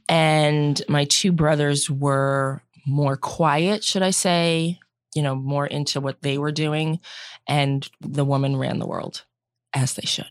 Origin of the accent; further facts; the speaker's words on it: Central Massachusetts, United States; I grew up in Central Mass, one of seven children